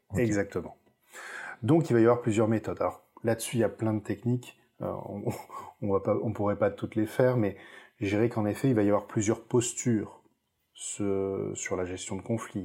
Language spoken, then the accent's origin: French; Lot, Occitania, France; now in Toulouse, France; je vais partir dans dans les terres natales. C'est-à-dire, je vais partir quelques jours dans le Lot